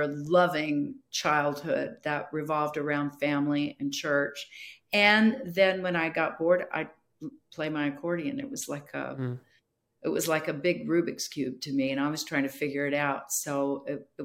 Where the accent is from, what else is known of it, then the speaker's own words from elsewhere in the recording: Bellflower, California, United States; now in Newark, United States; I was raised in a little home missions church in Bellflower, California